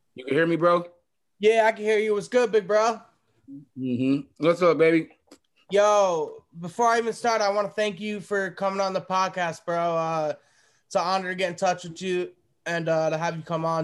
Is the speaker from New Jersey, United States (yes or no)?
yes; New Jersey, United States; I'm from the East Coast as well. I'm from New Jersey